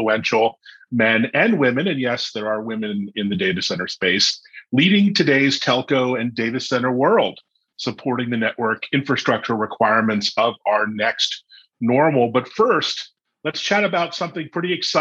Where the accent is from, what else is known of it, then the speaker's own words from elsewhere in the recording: Baltimore, Maryland, United States; I grew up in Baltimore.